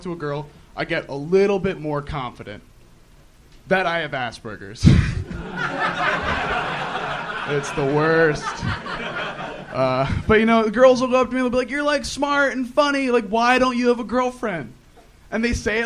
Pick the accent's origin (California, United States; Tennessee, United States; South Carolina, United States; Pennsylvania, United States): Pennsylvania, United States; Lansdale; moved away as an adult; now in Los Angeles, United States; I'm from like 40 minutes north, Lansdale